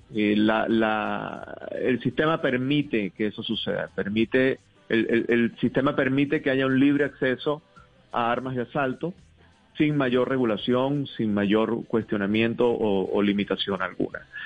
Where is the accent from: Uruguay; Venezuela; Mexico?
Venezuela; now in United States; yo soy venezolano